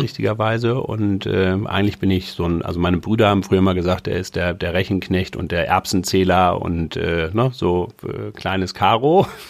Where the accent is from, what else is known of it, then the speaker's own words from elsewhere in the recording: Hamburg, Germany; bin Hamburger